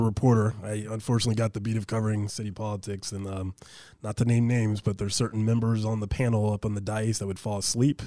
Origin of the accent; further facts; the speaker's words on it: Anchorage, Alaska, United States; I graduated from East High School, grew up in East Anchorage